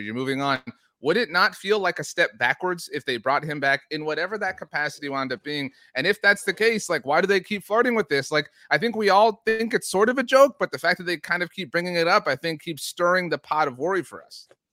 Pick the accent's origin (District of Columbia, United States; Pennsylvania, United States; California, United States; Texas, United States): Texas, United States; I was born and raised in Texas